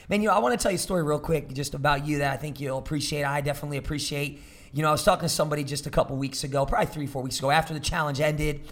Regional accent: New Jersey, United States; now in Oklahoma, United States; I'm from Jersey

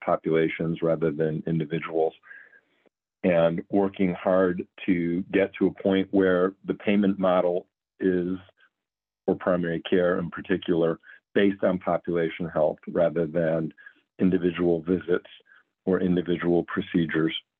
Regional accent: Cleveland, Ohio, United States; moved away as an adult; also born or lived in Providence, Rhode Island / New Orleans, Louisiana / Los Angeles, California; Moved my family back to Cleveland, where I was born and raised about 15 years ago

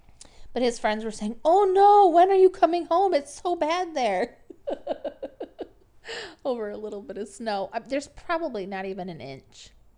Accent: Michigan, United States; I am from Michigan. What do you want from me?

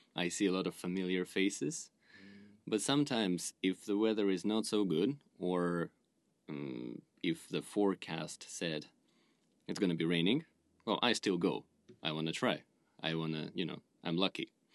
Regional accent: Russia; now in Tokyo, Japan; I'm from Russia.

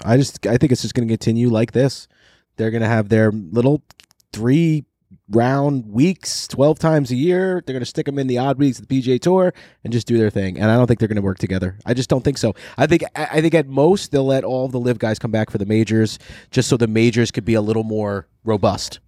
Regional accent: New York, United States; growing up in New York with Bob Shepherd and the Yankees

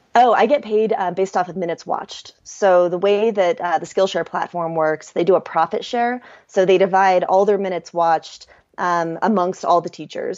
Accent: Kansas City, Missouri, United States; moved away as an adult; also born or lived in Chiang Mai / Bali / Europe; I'm from Kansas City, so I grew up in the Midwest

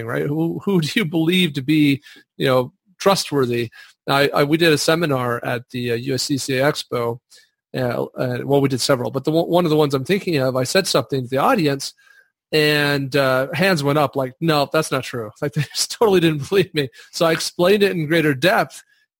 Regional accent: Wyoming, United States; my home state of Wyoming

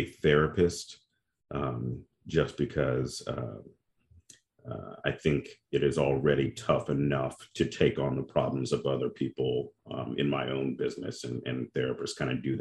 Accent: Memphis, Tennessee, United States; moved away as an adult; now in Atlanta, United States; I'm originally from Memphis, Tennessee

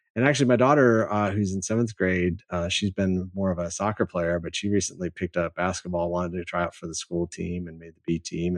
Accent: Michigan, United States; moved away as an adult; now in San Antonio, United States; I grew up in Michigan

